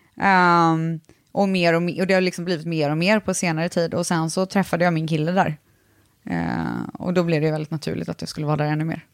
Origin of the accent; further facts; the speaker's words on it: Viskafors, Västra Götaland, Sweden; Jag är från Borås, eller faktiskt Viskafors som ligger utanför Borås